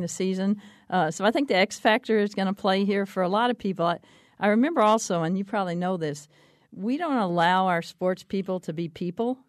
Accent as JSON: {"language": "English", "region": "Texas", "country": "United States", "tie": "born or raised there", "said": "growing up in Texas"}